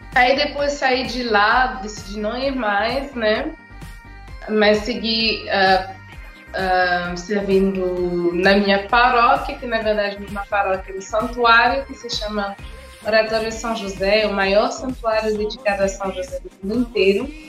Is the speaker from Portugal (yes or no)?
no; Montreal, Quebec, Canada; Portuguese is a second language; moved away as an adult; also born or lived in Senegal; now in Fortaleza, Brazil; Com seis anos a gente saiu do Senegal para morar no Canadá, em Montreal. Aí eu cresci lá toda a minha infância, adolescência, vida adulta